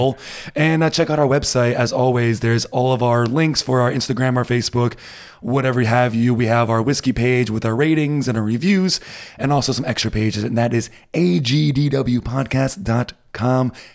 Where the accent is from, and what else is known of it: United States; now in Berlin, Germany